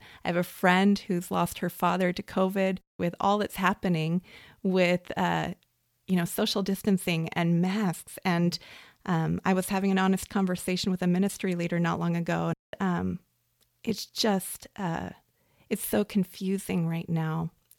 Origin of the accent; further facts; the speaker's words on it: United States; as an American Christian.